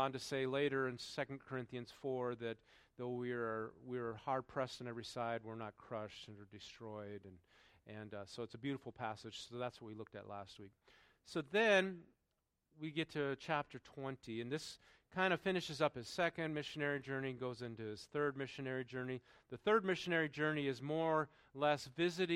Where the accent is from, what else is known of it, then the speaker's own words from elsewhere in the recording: North Dakota, United States; moved away; That's where I grew up in North Dakota.